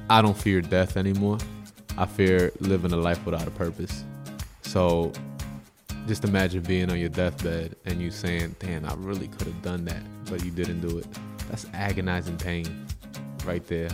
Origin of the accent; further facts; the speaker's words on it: Yonkers, New York, United States; also born or lived in Bronx, New York; growing up in the States, Yonkers, New York